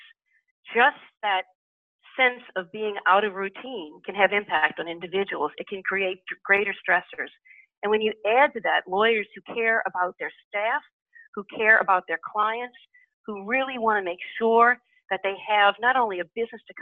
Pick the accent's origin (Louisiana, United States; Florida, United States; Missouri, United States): Louisiana, United States; New Orleans; I'm born and raised in New Orleans